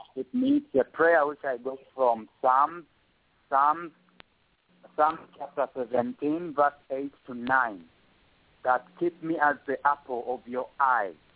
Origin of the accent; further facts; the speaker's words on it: Uganda; first language Luganda; English is a second language; my native language, Luganda